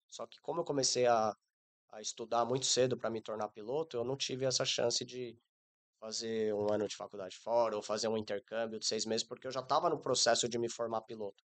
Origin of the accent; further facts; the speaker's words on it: São Paulo, Brazil; moved away as an adult; also born or lived in Nepal; eu sou natural de São Paulo